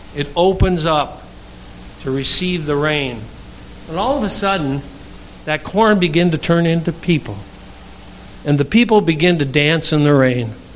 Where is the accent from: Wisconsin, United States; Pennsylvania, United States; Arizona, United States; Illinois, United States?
Wisconsin, United States; Darlington; I'm from Darlington, Wisconsin